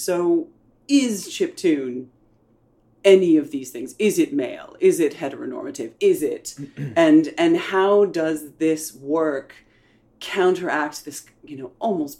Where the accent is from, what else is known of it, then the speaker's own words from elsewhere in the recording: United States; accent: American; with my American patois